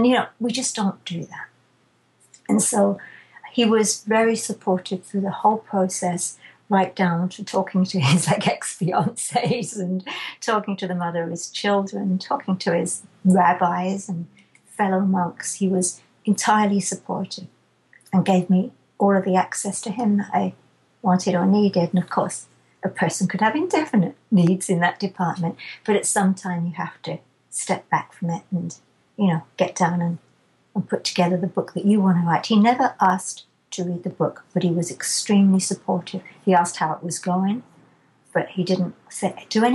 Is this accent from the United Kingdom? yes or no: yes; England, United Kingdom; I'm too English